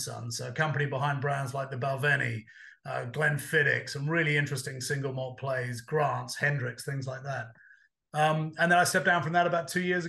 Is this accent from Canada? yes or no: no; Australia; also born or lived in United Kingdom / United States; now in London, United Kingdom; Look, I grew up half in Australia, half in the UK, but I've spent a lot of time in the States.